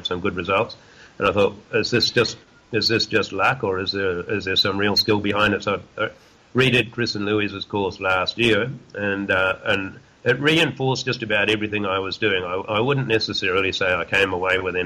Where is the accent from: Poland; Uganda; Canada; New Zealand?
New Zealand; now in Western Australia, Australia; I'm a New Zealander